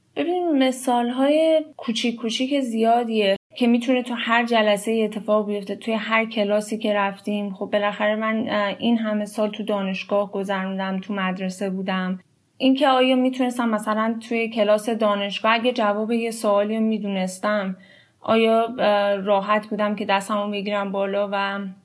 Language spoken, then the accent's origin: Persian; Iran; moved away as an adult; now in United States; من الان هشت ساله که از ایران مهاجرت کردم لیسانس هم رو تو ایران خوندم